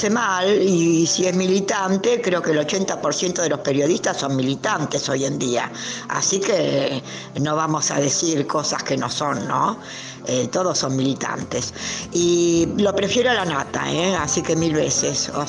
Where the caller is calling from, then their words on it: Palermo, Buenos Aires, Argentina; Hola, ¿qué tal? Contacto Digital … de Palermo.